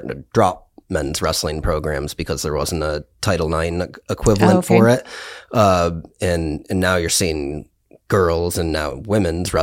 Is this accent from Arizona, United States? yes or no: yes; Tempe, Arizona, United States; now in Prescott, United States; I grew up in Tempe